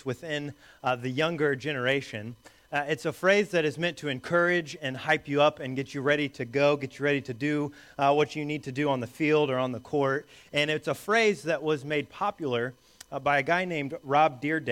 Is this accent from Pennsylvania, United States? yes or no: no; Indiana, United States; the church that I grew up going to in Indiana as a small boy